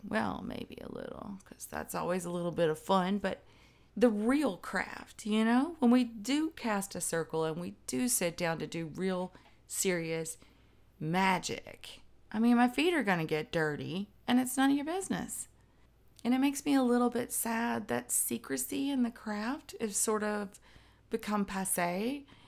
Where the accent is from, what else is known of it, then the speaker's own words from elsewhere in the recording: the South, United States; I'm Southern